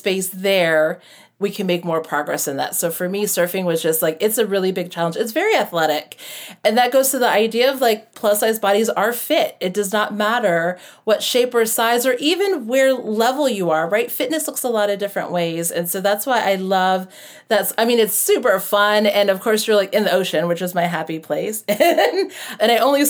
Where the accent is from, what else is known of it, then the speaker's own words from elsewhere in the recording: United States; also born or lived in Florida / Hawaii; I grew up in Florida and Hawaii.